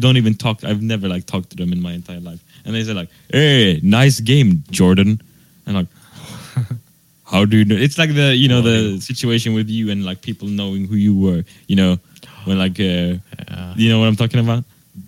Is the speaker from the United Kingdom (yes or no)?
no; Australia; Yeah, I'm from Australia.